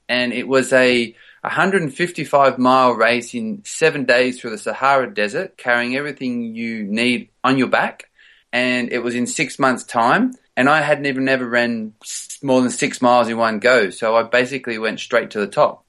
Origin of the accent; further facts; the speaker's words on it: Australia; moved away as an adult; also born or lived in Sydney, Australia / United States / England; now in London, United Kingdom; I grew up actually in the, in the country, in the outback